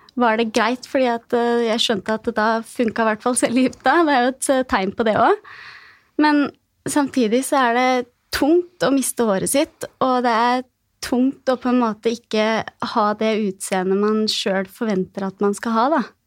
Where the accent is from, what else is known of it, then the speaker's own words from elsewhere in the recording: Gjøvik, Innlandet, Norway; jeg kommer fra Gjøvik